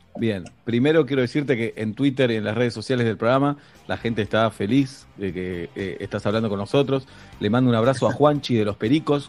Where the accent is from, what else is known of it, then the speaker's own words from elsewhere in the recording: Argentina; nuestro país